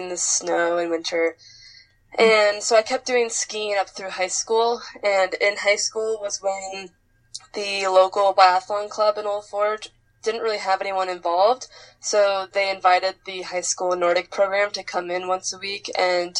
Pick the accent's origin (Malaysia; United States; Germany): United States; the Adirondacks, New York; also born or lived in Fort Kent, Maine; when I was little and kind of growing up in the Adirondacks